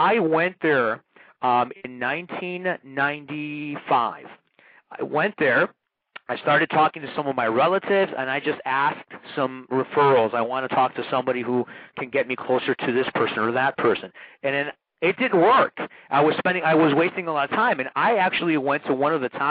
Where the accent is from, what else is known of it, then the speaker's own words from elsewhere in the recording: Chicago, Illinois, United States; they found out I was from America. And here's this kid from Chicago